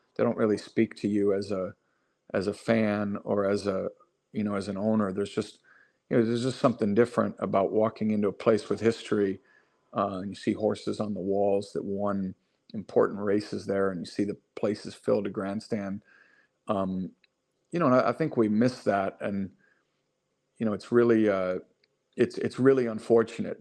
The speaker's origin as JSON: {"language": "English", "town": "River Forest", "region": "Illinois", "country": "United States", "tie": "born or raised there", "said": "I grew up outside Chicago in a town called River Forest"}